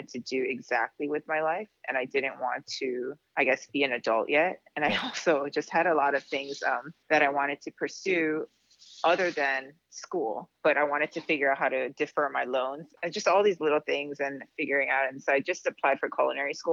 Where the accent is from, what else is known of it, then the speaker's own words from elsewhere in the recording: Guam; moved away as an adult; also born or lived in mainland United States; now in Wailea, United States; I was born and raised in Guam, which is an island in the South Pacific. I pretty much lived there my entire life until I was 18 and I moved to the mainland for college.